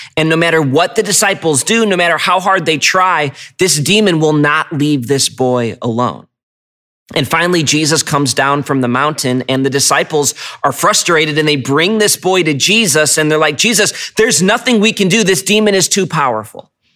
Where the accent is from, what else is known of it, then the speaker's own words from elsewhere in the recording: United States; as American Christians